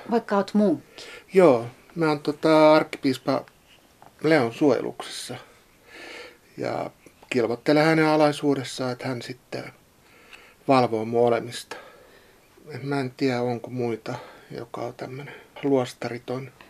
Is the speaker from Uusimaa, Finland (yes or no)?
no; Pori, Satakunta, Finland; accent: Pori dialect; moved away as an adult; now in Valtimo, Finland; mä oon Porista kotosi, niin kuin kyllä kaikki huomaa. Että mä oon ollut täällä nyt kymmenen vuotta. Ja mä oon tullut työperässä ja se pori murre, koska se on mun lapsuuden murre, niin se ei sillä häviä.